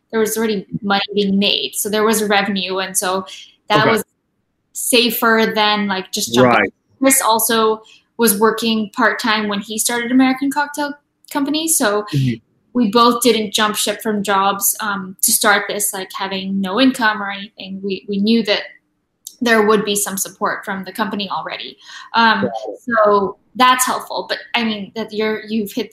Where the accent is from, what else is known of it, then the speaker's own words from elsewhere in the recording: Philippines; moved away; I'm from the Philippines, so I was thinking like maybe I should move home